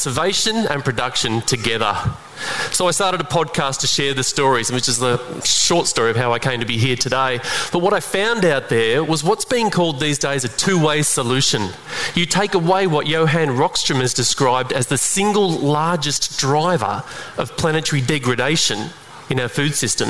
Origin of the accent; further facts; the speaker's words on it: Western Australia, Australia; in Broome, by the way, in my home state.